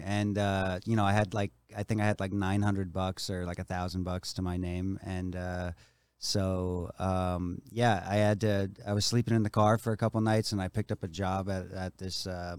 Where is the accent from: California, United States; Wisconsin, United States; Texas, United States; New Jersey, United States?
New Jersey, United States; New Brunswick; moved away as an adult; now in Los Angeles, United States; I was born and raised in New Jersey.